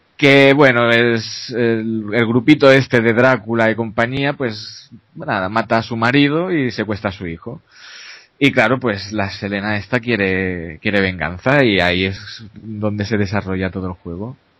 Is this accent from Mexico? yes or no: no; a small town near Barcelona, Catalonia, Spain; yo soy de un pueblecito cercano a Barcelona